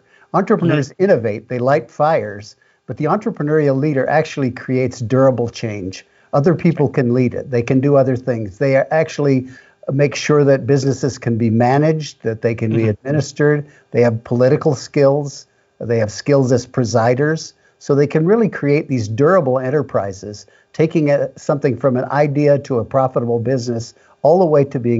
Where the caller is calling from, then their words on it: Salt Lake City, Utah, United States; Salt Lake City